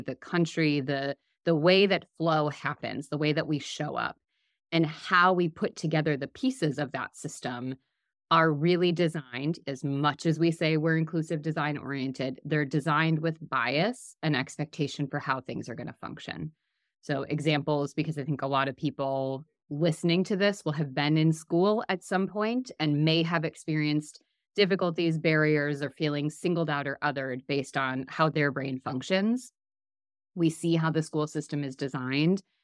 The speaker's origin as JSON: {"language": "English", "region": "Midwest", "country": "United States", "said": "I'm from the Midwest"}